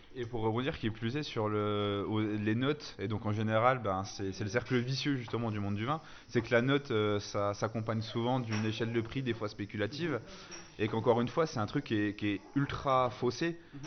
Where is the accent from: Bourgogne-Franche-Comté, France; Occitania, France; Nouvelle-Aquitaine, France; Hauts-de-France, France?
Bourgogne-Franche-Comté, France; moved away as an adult; also born or lived in Alsace; je viens de Franche-Comté. Je suis pas alsacien, moi, donc pareil, je suis franc-comtois.